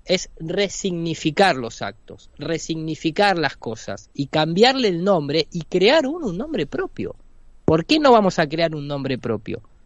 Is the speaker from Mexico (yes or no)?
no; Argentina